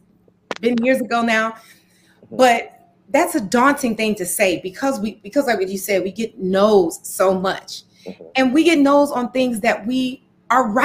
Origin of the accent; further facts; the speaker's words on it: Detroit, Michigan, United States; moved away as an adult; growing up in Detroit, in that era, I was born in the 70s